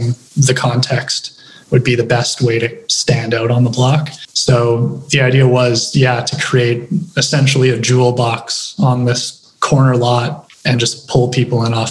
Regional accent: Regina, Saskatchewan, Canada; also born or lived in Winnipeg; I'm from Regina. I grew up in Regina. I was born in Winnipeg

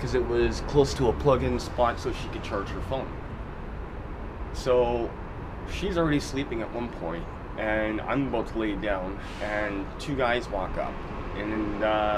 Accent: Kenora, Ontario, Canada; now in Winnipeg, Canada; I'm from Kenora originally

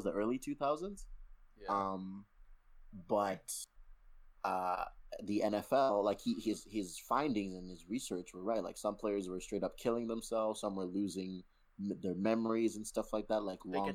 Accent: Nigeria; I am Nigerian

